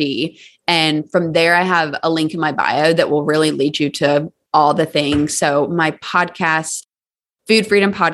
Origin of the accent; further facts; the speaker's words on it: Charleston, South Carolina, United States; now in Nashville, United States; I'm from Charleston, South Carolina